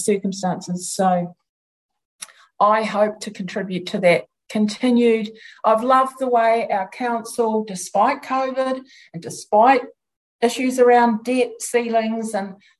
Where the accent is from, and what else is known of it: New Zealand